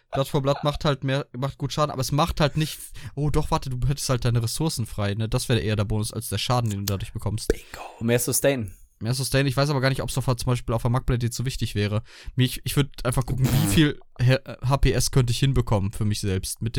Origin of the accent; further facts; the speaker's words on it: Germany; ich bin Deutscher